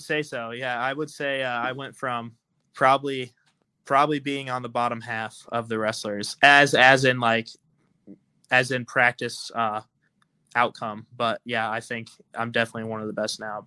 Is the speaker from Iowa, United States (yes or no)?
yes; Altoona, Iowa, United States; moved away; I'm from Altoona, Iowa. I went to high school at Southeast Polk